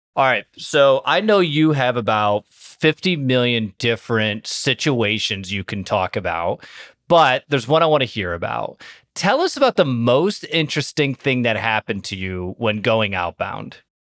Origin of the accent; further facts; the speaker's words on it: Toledo, Ohio, United States; I'm from Toledo, Ohio, which is directly tied to Detroit.